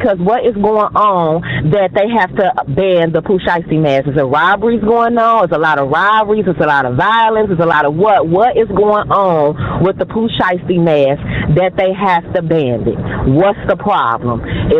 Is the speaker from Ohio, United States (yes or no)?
yes; Cincinnati, Ohio, United States; Yeah, I'm from Cincinnati